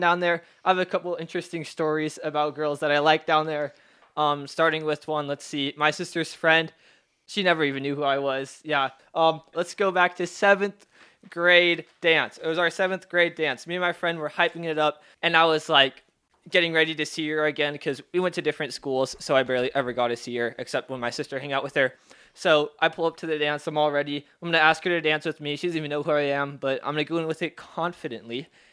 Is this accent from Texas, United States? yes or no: no; Seattle, Washington, United States; also born or lived in Federal Way / Normandy Park; I was born in Seattle. I lived in Federal Way, and then I moved out to Normandy Park